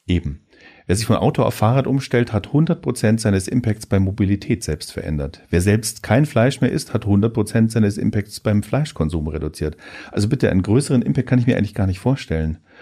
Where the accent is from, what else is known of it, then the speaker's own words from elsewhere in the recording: Germany; wir als Deutsche